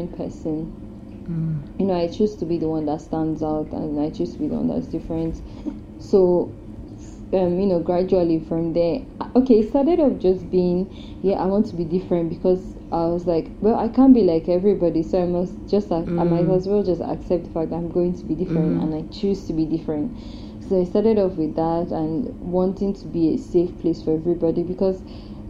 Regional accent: Delta, Nigeria; I'm from Delta State

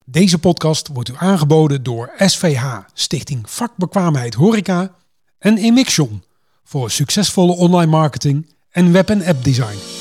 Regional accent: Drenthe, Netherlands; moved away; Ik kwam nog ietsjes verder uit de Drenthe

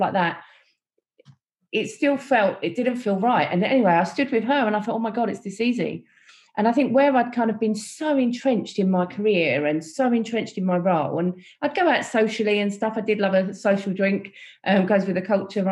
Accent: London, United Kingdom; growing up in East London, you know, there was a people from all different backgrounds

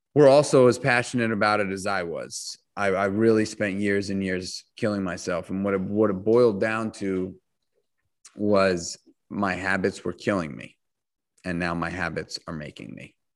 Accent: New York City, New York, United States; I grew up in New York City

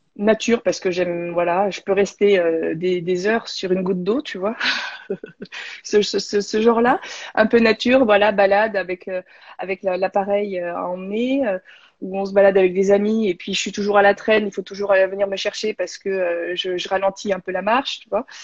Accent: Beaune, Bourgogne-Franche-Comté, France; moved away as an adult; also born or lived in Besançon / Paris; now in Montpellier, France; je suis de Bourgogne, de Beaune.

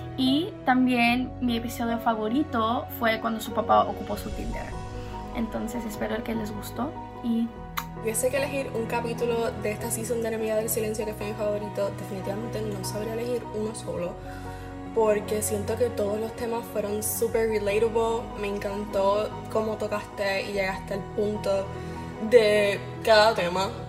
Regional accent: Chile; now in Canada; vivo en Canadá, pero también soy chilena

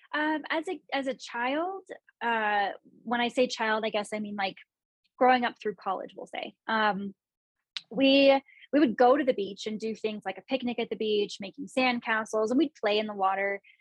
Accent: San Luis Obispo and Santa Cruz, California, United States; moved away as an adult; also born or lived in Bay Area; now in Denver, United States; I grew up in San Luis Obispo and Santa Cruz

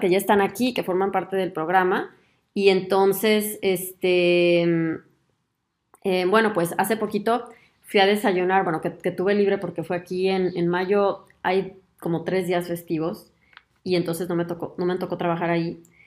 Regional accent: Mexico; moved away as an adult; now in Germany; soy mexicana

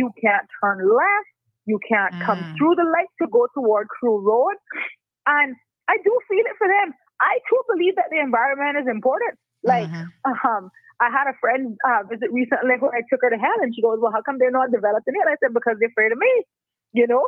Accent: West Bay, Cayman Islands; I was commuting from West Bay to Georgetown to George Hicks and John Gray

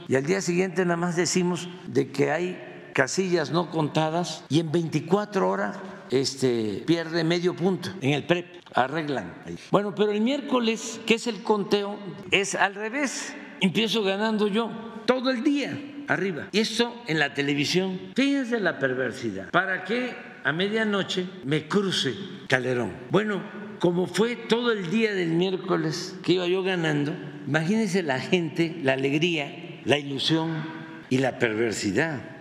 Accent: Mexico

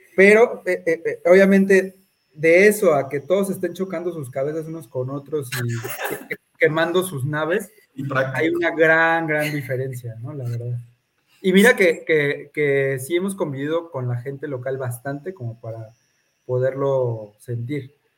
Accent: Mexico; como mexicanos

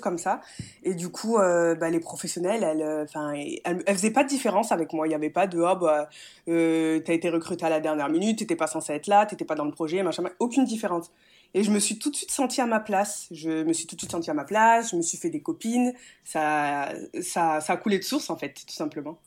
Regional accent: Metz, Grand Est, France; moved away as an adult; also born or lived in Nice; je viens de Metz, mes parents, toute ma famille est à Metz

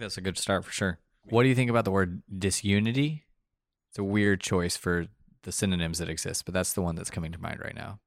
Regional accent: Colombia; moved away; also born or lived in Texas; we grew up in Colombia. My, our dad is from Argentina. My mom is from Michigan. Nicholas and Samuel were both born in Colombia. My other brother and I were both born in Texas.

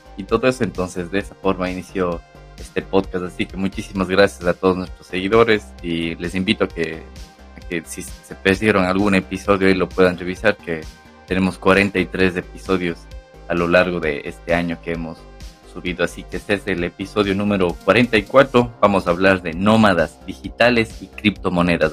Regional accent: Cuenca, Azuay, Ecuador; moved away as an adult; now in Barcelona, Spain; en la ciudad donde, donde yo nací, en Cuenca

